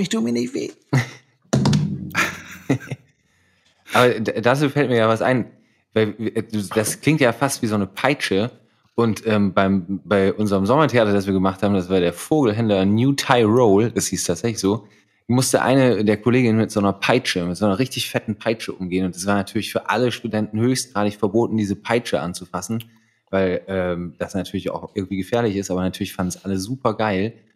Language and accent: German; Ibbenbüren, North Rhine-Westphalia, Germany; now in Potsdam, Germany; ich komme aus Ibbenbüren